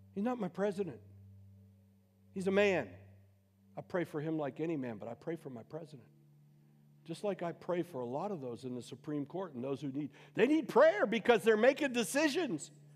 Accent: Youngstown, Ohio, United States; also born or lived in Boardman, Ohio; I'm some Goomba from Youngstown

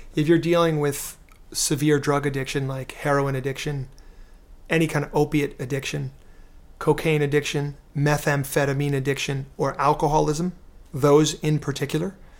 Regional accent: New York City, New York, United States; I'm from New York City, you know, very cynical guy, uh, in my earlier years

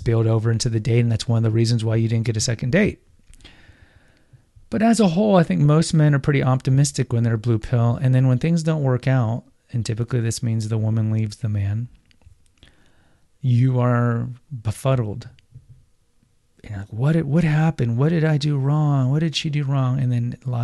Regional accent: Houston, Texas, United States; I grew up in Houston

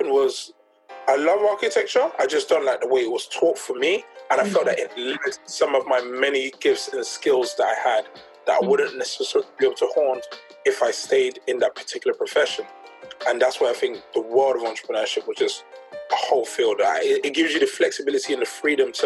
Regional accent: London, United Kingdom; I grew up in Peckham, South East London

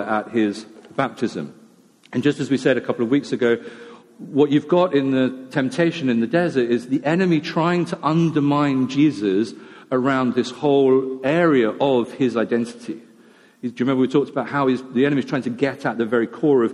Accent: United Kingdom; we're British

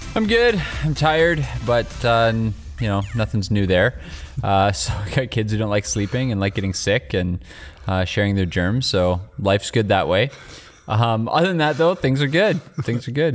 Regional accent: Canada; as a Canadian

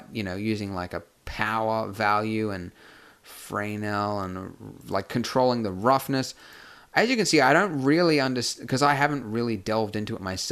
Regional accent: Brisbane, Queensland, Australia; I run a meetup group in Brisbane, which is my hometown

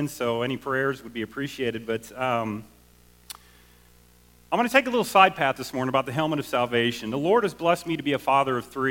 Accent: Southwest Missouri, United States; also born or lived in Chicago; I was born in Chicago. I grew up in Southwest Missouri.

